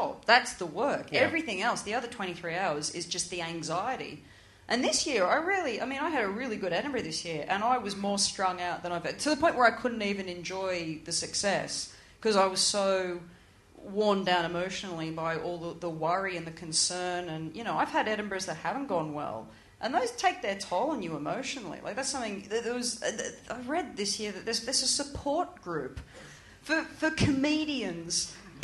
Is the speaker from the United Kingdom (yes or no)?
no; Australia; moved away; growing up in Australia